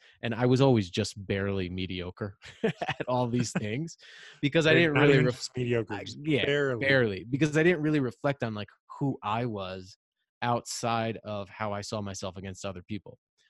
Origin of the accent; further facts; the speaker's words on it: Rhode Island, United States; I'm from Rhode Island, and I'm the youngest of three brothers.